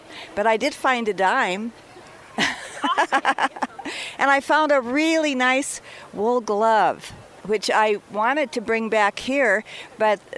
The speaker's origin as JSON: {"language": "English", "town": "Butte", "region": "Montana", "country": "United States", "tie": "born or raised there", "said": "I'm from Butte"}